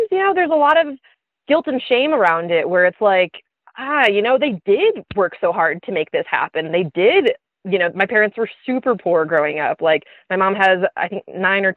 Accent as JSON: {"language": "English", "area": "a suburb of Detroit", "region": "Michigan", "country": "United States", "moved": "yes", "said": "I'm from a suburb"}